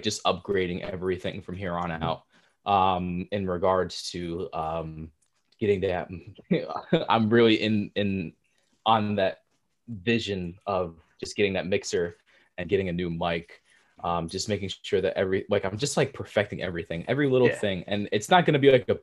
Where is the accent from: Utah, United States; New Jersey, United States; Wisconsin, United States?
New Jersey, United States; born and raised in Jersey